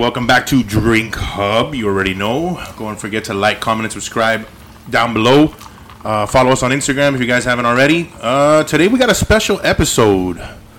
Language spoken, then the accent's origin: English; the Everglades, Florida, United States; I'm from the Everglades.